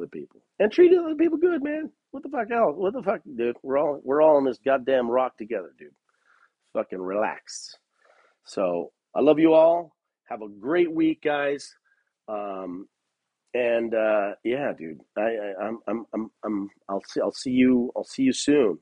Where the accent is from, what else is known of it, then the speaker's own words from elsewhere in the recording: Los Angeles, California, United States; moved away as an adult; now in Bend, United States; I'm from Los Angeles, where it's either hot or just not that hot